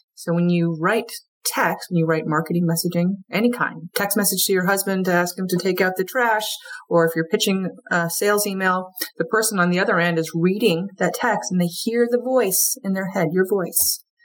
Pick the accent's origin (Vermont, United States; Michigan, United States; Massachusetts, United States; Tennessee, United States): Vermont, United States; moved away; also born or lived in Wilmington / Georgia; I'm from Vermont originally. I'm a you know more or less a Yankee up here